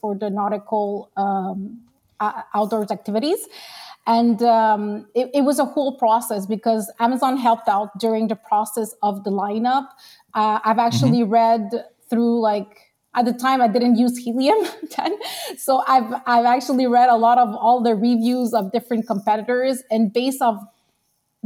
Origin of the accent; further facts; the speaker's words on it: Quebec, Canada; also born or lived in Long Island, New York; I came here to Quebec and I was like a year and a half. Okay. So I'm mostly Canadian